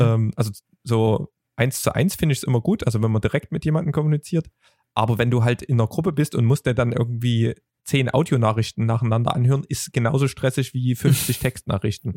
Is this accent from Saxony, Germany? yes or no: yes; Vogtland, Saxony, Germany; als Vogtländer